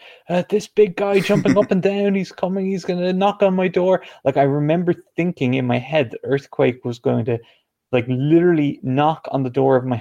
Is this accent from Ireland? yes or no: yes; Ireland; even though I'm not from the UK, I am from Ireland